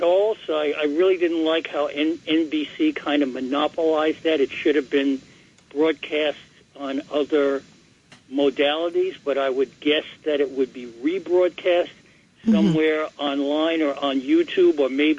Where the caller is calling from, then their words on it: New York City, New York, United States; I'm calling from Bed-Stuy, Brooklyn.